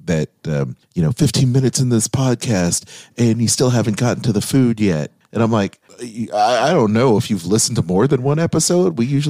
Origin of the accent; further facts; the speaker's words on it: Seattle, Washington, United States; I'm from Seattle.